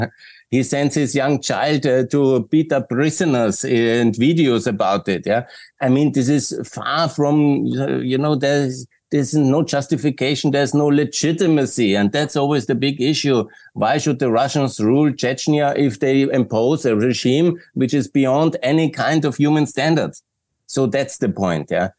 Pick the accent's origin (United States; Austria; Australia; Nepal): Austria; we are the Austrians